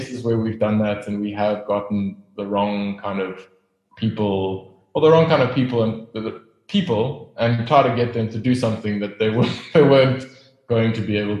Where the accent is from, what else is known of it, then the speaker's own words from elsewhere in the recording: Pretoria, Gauteng, South Africa; moved away as an adult; now in Cape Town, South Africa; I grew up in Pretoria. Not a great place, don't go there. I left as soon as I could.